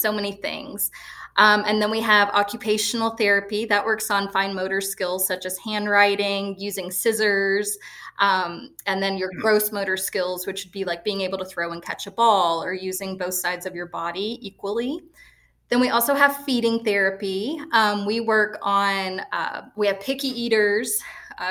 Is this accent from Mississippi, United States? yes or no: no; Lewisport, Kentucky, United States; now in Florida, United States; growing up in small town Kentucky, I grew up in Lewisport